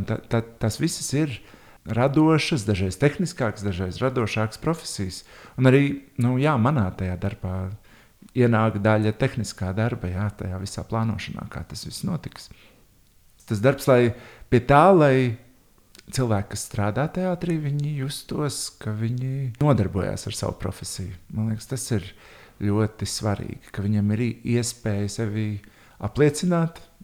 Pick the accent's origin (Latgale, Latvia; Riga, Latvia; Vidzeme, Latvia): Riga, Latvia; Es esmu audzis Tornkalnā, visu mūžu nodzīvojis Tornkalnā, Bieriņu Tornkalnā, tajā apvidū Pārdaugavā.